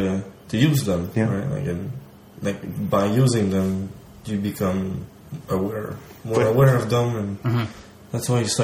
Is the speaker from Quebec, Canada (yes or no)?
yes; Quebec, Canada; Like, I'm from Quebec.